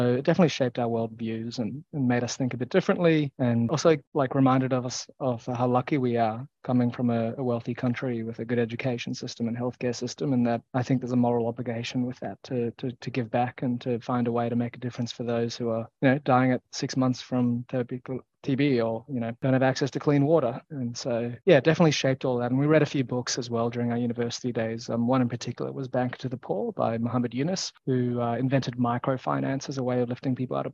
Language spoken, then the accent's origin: English; Australia; we're both from Australia, and in Australia, if you go to university, you generally live at home with your parents